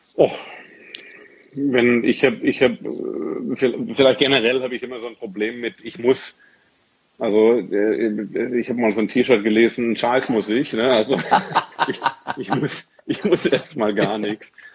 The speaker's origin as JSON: {"language": "German", "region": "Swabia", "country": "Germany", "tie": "born or raised there", "moved": "yes", "lives_now": "Dortmund, Germany", "said": "ich bin gebürtiger Schwabe"}